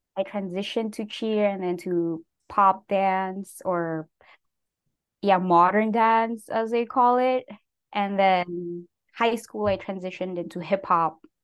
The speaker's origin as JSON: {"language": "English", "town": "Baguio", "region": "Cordillera Administrative Region", "country": "Philippines", "tie": "born or raised there", "also_born_or_lived": "San Jose, United States", "moved": "as an adult", "lives_now": "United States", "said": "I was born and raised in the Philippines. Um, I was there for nineteen years"}